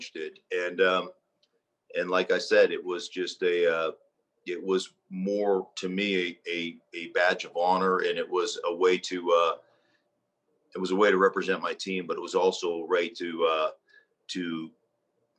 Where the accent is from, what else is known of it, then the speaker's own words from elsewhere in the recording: Alaska, United States; moved away as an adult; also born or lived in Idaho; I grew up in Alaska